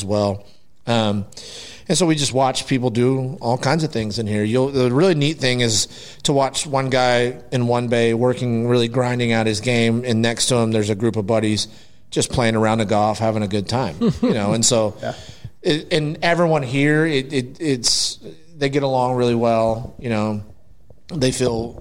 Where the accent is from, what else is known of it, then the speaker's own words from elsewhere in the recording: Aledo, Texas, United States; I grew up in Aledo and then left for a long time. And then now I'm back